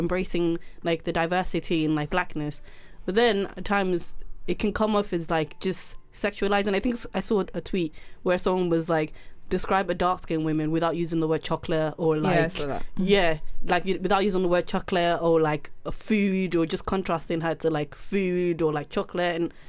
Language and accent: English; United Kingdom; I'm actually British